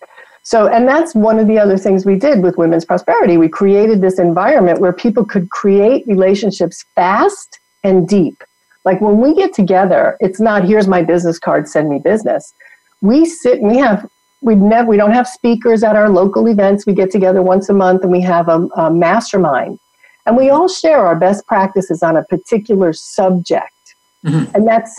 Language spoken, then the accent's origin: English; New York, United States; accent: New York; moved away as an adult; also born or lived in Atlanta; I go to New York and my New York accent comes back in a heartbeat. Right? And I've been gone from New York since I'm 21.